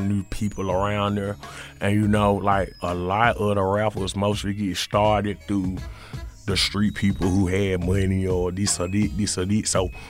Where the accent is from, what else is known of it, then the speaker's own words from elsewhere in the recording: Mississippi, United States; also born or lived in Los Angeles; I was staying in LA, you know what I'm saying? And you know, I'm from Mississippi. I'm from Mississippi.